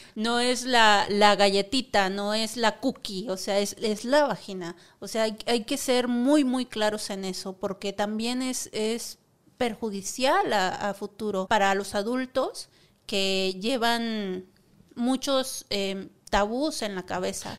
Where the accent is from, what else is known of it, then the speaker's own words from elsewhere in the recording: Monterrey, Nuevo León, Mexico; now in Mexico City, Mexico; soy originaria de Monterrey